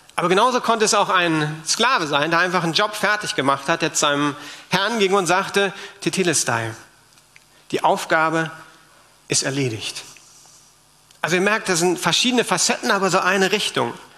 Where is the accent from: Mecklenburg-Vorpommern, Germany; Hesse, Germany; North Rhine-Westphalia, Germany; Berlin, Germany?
Berlin, Germany; wir Berliner haben ja auch eine Geschichte